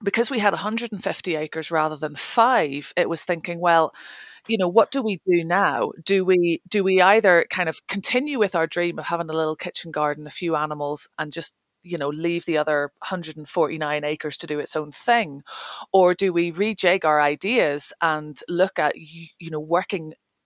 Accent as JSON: {"language": "English", "region": "Northern Ireland", "country": "United Kingdom", "tie": "born or raised there", "also_born_or_lived": "London / Highlands, Scotland", "moved": "as an adult", "lives_now": "Scottish Highlands, United Kingdom", "said": "I grew up in Northern Ireland, left there when I was 18 to go to university"}